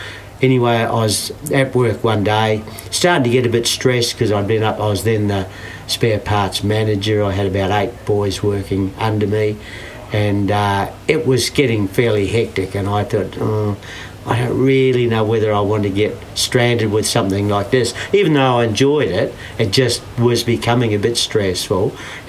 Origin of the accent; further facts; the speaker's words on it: New Zealand; moved away as an adult; also born or lived in Sydney, Australia; now in Candelo, Australia; I'm actually from New Zealand originally and came over to Australia in 1961. To Sydney with the intent to get part-time jobs and travel around Australia. I'd come from a town in New Zealand